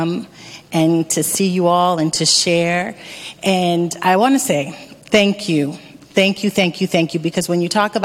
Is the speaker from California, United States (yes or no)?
no; Erie, Pennsylvania, United States; moved away as an adult; also born or lived in Dominican Republic; I am from Erie, Pennsylvania, born and raised